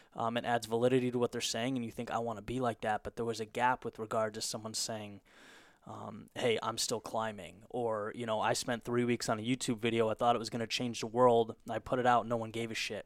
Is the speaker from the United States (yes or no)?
yes; Southern California, United States; moved away as an adult; also born or lived in Boston; I grew up in, in Southern California, and then, um, went to college in Boston.